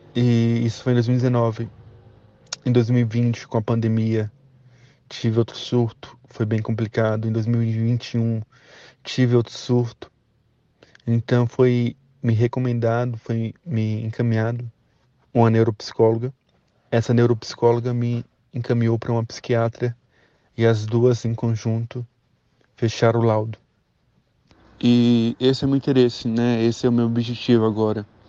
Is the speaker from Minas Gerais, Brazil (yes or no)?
no; Brasília, Federal District, Brazil; eu tenho 30 anos, eu sou de Brasília, sou pedagogo